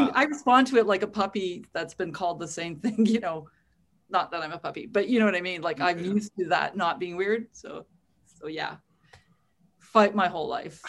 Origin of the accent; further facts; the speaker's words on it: Winnipeg, Manitoba, Canada; also born or lived in Toronto; I was born in Toronto, but I grew up and was raised in Winnipeg